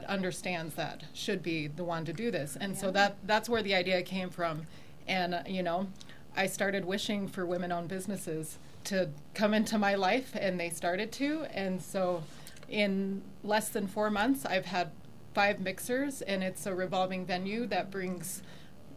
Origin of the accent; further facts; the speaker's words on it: South Dakota, United States; also born or lived in England; now in Colorado Springs, United States; I'm from South Dakota originally